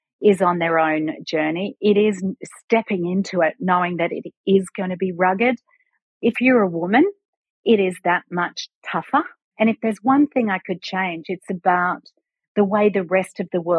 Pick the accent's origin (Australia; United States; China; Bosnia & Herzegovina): Australia; being an Aussie